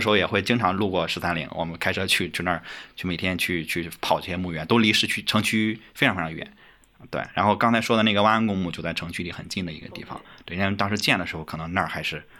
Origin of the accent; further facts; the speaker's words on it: China; 作为中国人